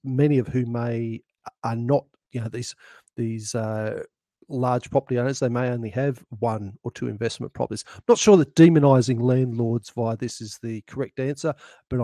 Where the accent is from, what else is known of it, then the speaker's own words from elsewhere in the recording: central New South Wales, Australia; now in Mornington Peninsula, Australia; by birth I'm a New South Welshman